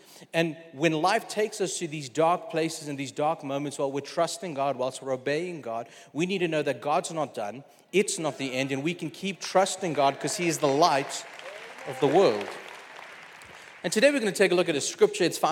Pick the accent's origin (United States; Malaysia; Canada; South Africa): South Africa; moved away; growing up in South Africa